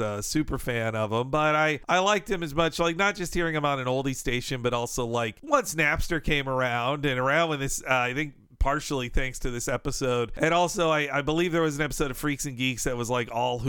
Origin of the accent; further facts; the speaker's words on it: northern Florida, United States; In my area of northern Florida